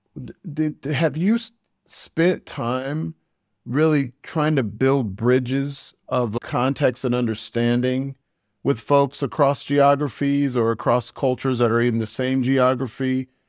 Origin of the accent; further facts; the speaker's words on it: United States; moved away; I'm an American expat.